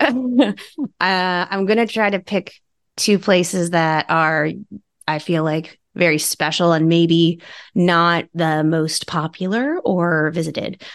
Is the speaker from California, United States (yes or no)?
no; Long Island, New York, United States; I'm from New York. I grew up on Long Island